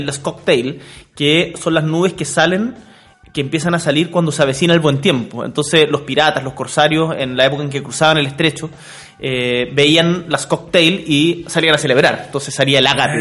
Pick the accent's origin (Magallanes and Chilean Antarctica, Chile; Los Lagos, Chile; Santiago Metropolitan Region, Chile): Magallanes and Chilean Antarctica, Chile; yo soy magallánico, nacido y criado